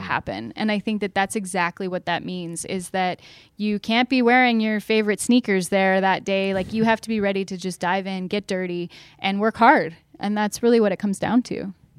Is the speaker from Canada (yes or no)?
yes; London, Ontario, Canada; I grew up in London, Ontario